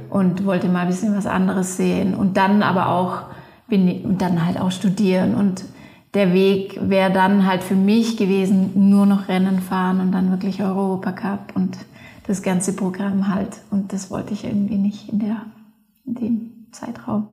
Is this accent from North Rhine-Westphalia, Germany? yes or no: no; Leutkirch im Allgäu, Baden-Württemberg, Germany; moved away as an adult; also born or lived in Innsbruck, Austria; now in Patsch, Austria; Ich komme aus Leutkirch im Allgäu ähm, und bin jetzt aber schon, glaube ich, 18 Jahre in Innsbruck